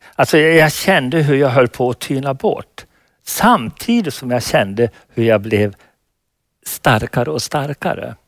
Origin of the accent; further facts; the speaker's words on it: Falun, Dalarna County, Sweden; i Falun, min hemstad